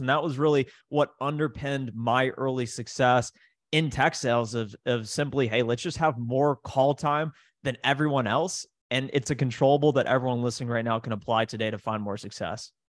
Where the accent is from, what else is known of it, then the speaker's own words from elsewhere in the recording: Columbus, Ohio, United States; I grew up in Columbus, Ohio